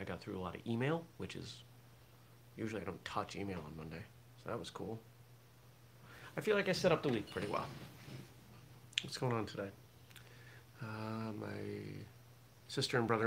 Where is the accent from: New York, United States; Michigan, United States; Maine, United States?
Maine, United States; I grew up in Maine